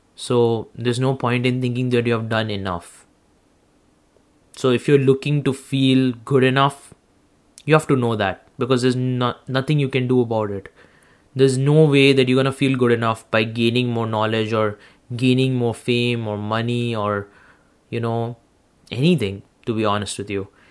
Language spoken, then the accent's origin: English; India; now in Canada; I'm an Indian. I come from India.